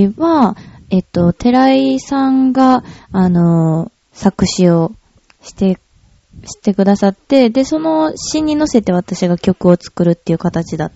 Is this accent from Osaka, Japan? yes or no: no; Kyoto, Japan; ああ、京都は、そうですね。どんな街って言ったらいいんやろう。生まれも